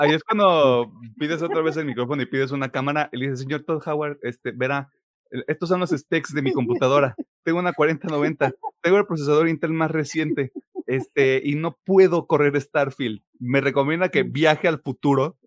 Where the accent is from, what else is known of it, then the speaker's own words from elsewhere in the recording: Mexico; siendo mexicanos nosotros